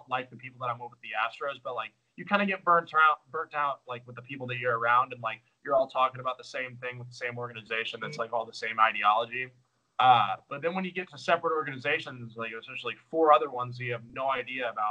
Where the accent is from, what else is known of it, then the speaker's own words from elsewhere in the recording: Texas, United States; we're obviously both from Texas.